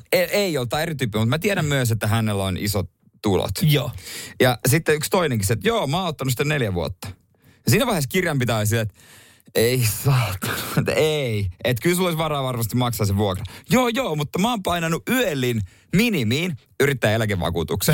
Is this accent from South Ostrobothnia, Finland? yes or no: yes; Seinäjoki, South Ostrobothnia, Finland; meillä päin silloin Seinäjoella